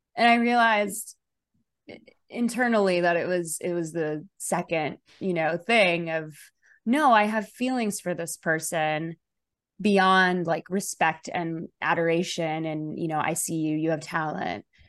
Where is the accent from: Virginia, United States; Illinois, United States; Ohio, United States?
Illinois, United States; Chicago; I grew up in Chicago, very liberal family